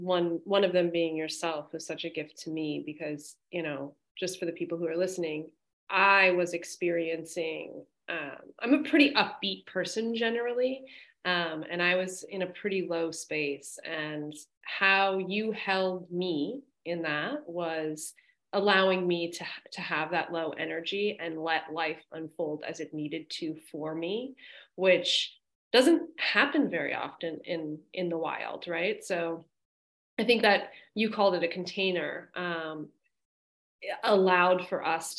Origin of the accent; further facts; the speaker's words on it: Los Angeles, California, United States; I grew up in Los Angeles